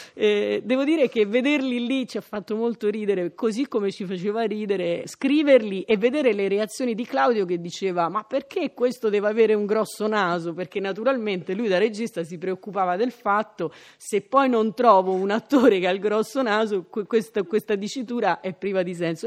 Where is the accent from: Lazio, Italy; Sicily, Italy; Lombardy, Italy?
Lazio, Italy; Rome; siamo romani